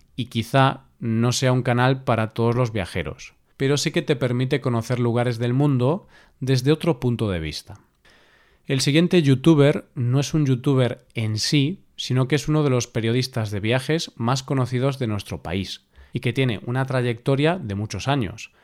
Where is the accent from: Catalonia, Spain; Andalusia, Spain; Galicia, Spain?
Galicia, Spain; Vigo; Vigo, mi ciudad natal